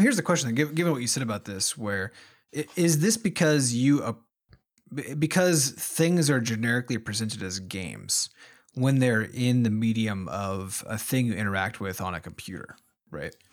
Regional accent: Iowa, United States; we grew up in Iowa, which is, you know, one of the smaller states population-wise in the United States

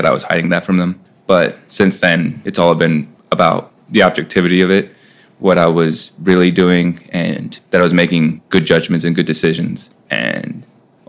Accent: Central California, United States; moved away as an adult; now in Syracuse, United States; I'm originally from Central California, around the same area of Rudy

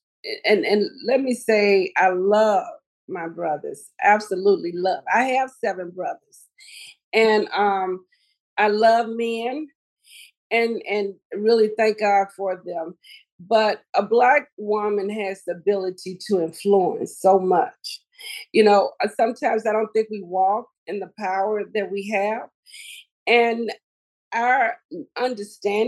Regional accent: Helena-West Helena, Arkansas, United States; my hometown community of Helena, West Helena, Arkansas

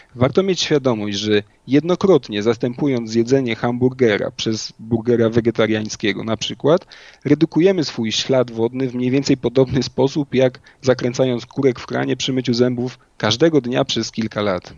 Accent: Inowrocław, Kuyavian-Pomeranian Voivodeship, Poland; moved away as an adult; also born or lived in Warsaw; liceum w rodzinnym Inowrocławiu

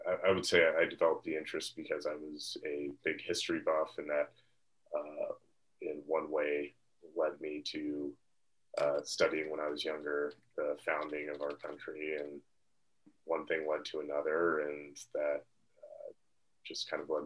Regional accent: Key Biscayne, Florida, United States; I'm actually a native Key Rat. I'm from here on Key Biscayne. Lived here for the first 18 years of my life

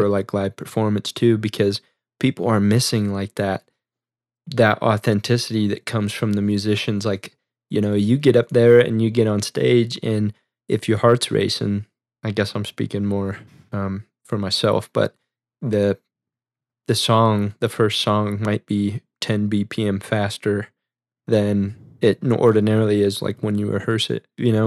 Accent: Midwest, United States; we're from the Midwest

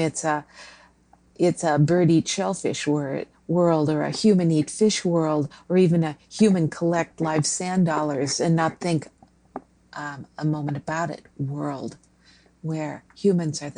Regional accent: Minnesota, United States; I grew up in Minnesota and never saw an ocean until I was fairly old

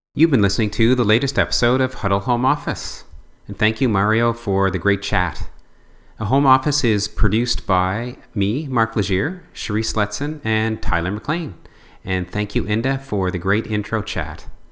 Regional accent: New Brunswick, Canada; as a maritimer or a New Brunswicker

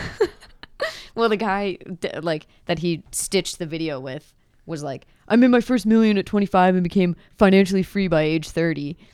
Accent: Pennsylvania, United States; moved away as an adult; also born or lived in Virginia; now in Midwest, United States; I'm from Pennsylvania. moved to Virginia for the last two years and then somehow ended up in the Midwest

